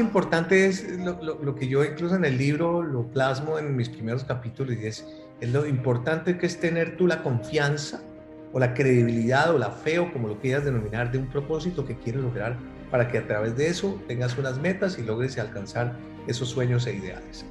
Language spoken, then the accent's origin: Spanish; Colombia; moved away as an adult; aunque añoro mi tierra, Colombia